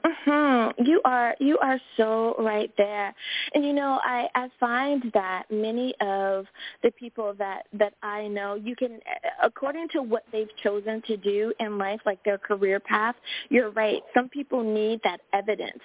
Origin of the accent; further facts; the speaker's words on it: United States; my home country, the good old U.S. of A.